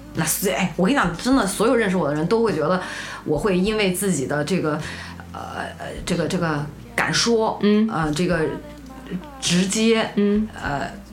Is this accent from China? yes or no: yes; China; 我们中国人